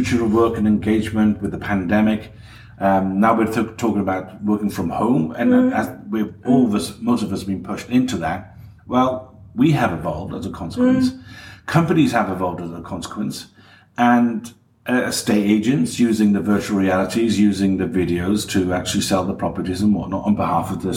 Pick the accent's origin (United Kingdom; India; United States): United Kingdom; Barry, Wales; I grew up in Barry, South Wales